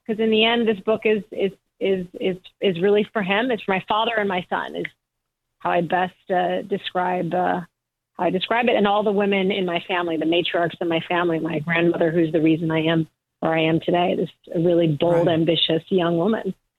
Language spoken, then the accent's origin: English; Michigan, United States; I was born in Michigan